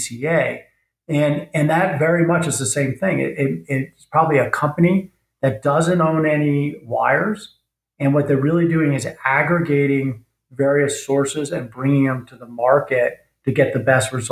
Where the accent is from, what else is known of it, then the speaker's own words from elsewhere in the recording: United States; speaking as an American